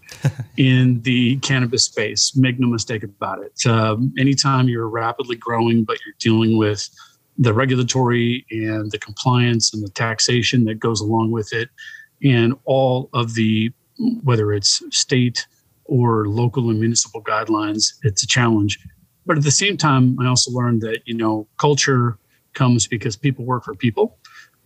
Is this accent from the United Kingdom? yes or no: no; San Diego, California, United States; the San Diego market, which is my hometown, really specifically my hometown, Pacific Beach.